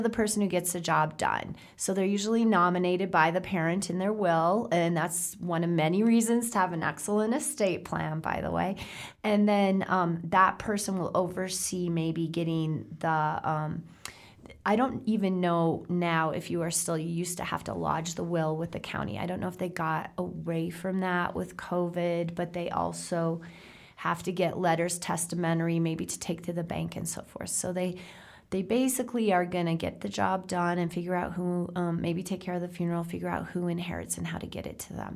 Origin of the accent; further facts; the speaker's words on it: South Dakota, United States; I come from South Dakota. That's farm country.